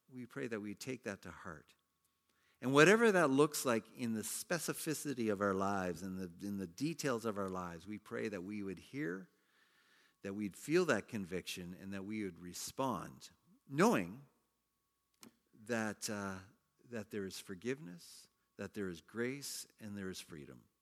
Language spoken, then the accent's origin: English; Canada; moved away as an adult; also born or lived in China; I was a Canadian working in China for a Hong Kong company